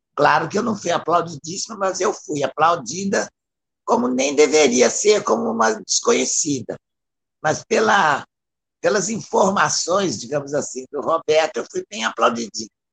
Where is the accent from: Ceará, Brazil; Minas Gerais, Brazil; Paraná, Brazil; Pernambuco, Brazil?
Minas Gerais, Brazil; Belo Horizonte; eu sou de Belo Horizonte